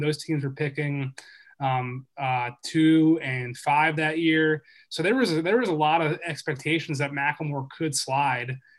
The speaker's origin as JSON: {"language": "English", "town": "Philadelphia", "region": "Pennsylvania", "country": "United States", "also_born_or_lived": "Boston", "moved": "as an adult", "said": "I'm from Philly originally"}